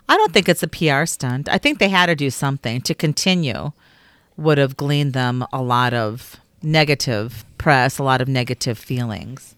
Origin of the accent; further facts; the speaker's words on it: Chicago, Illinois, United States; also born or lived in Minnesota; now in Arizona, United States; I was raised in Chicago.